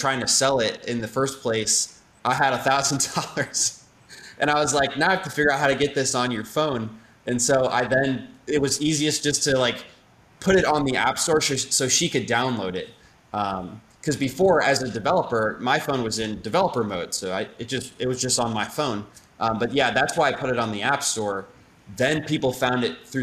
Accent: St. Louis, Missouri, United States; moved away as an adult; also born or lived in Indianapolis, Indiana; I grew up in St. Louis, Missouri, went to engineering school, moved out to Indianapolis for work after

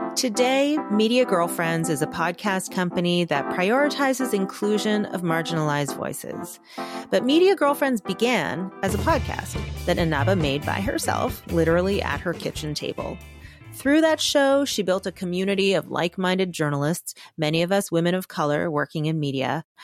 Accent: Canada; I'm Korean, so I'm an Asian woman, Canadian, and I grew up in an immigrant family

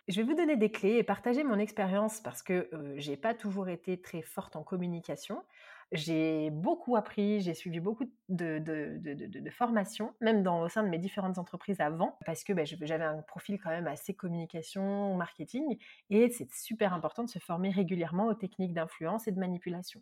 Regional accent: Marseille, Provence-Alpes-Côte d'Azur, France; je suis une vraie Marseillaise

